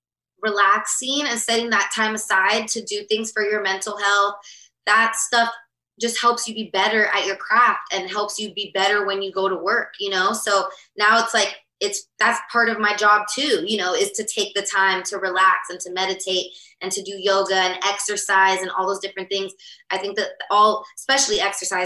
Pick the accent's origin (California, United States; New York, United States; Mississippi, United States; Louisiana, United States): California, United States; Los Angeles; I grew up here in LA, so I've stayed friends with some of my best friends since second grade.